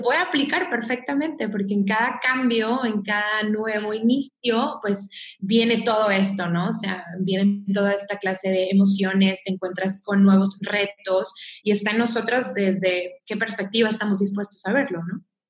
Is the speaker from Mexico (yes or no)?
yes; Mexico; soy mexicana